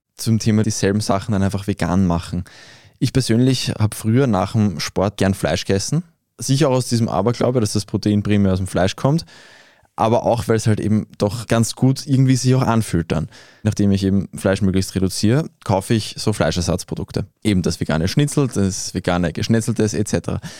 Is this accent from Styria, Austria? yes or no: no; Vienna, Austria; wir als Wiener, die in einer doch relativ grünliberalen Bubble leben